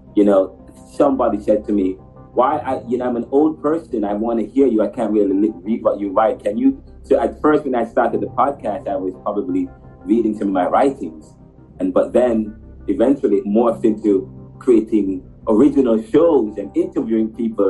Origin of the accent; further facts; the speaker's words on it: Jamaica; I'm from Jamaica